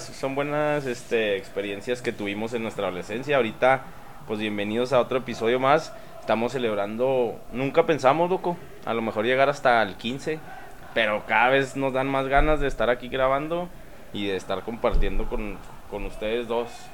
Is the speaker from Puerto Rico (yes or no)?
no; Mexico; como mexicanos